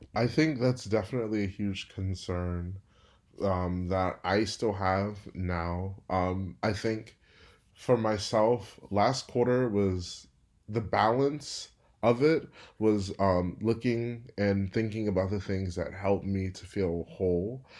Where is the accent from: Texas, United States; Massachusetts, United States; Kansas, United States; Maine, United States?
Texas, United States; Houston; moved away as an adult; also born or lived in Berkeley, California / Stanford, California; I'm from Houston, Texas, but am working and living in Berkeley, California this summer